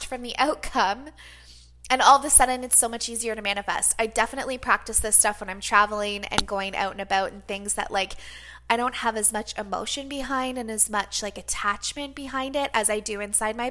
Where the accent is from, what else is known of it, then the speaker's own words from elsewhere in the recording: Canada; being a Canadian